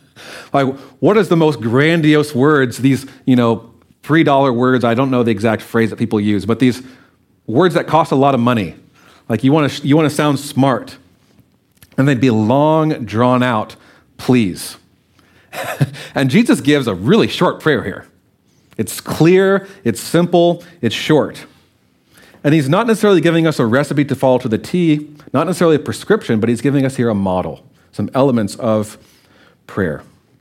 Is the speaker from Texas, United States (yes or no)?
no; Louisiana, United States; I was coming from Louisiana. We heard a train every once in a while. Well, we were 2 hours from the airport. A lot of people in our town had never been on a plane.